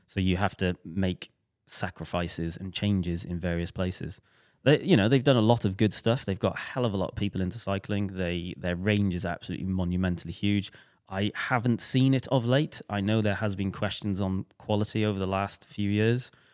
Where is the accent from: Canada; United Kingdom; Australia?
United Kingdom; Welsh, Wales; we're both Welsh